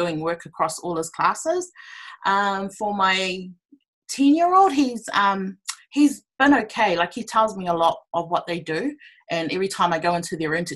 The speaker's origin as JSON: {"language": "English", "region": "Auckland", "country": "New Zealand", "tie": "born or raised there", "also_born_or_lived": "Cook Islands (ancestry)", "said": "I'm from the Cook Islands, born and raised in Auckland, South Auckland, Otara"}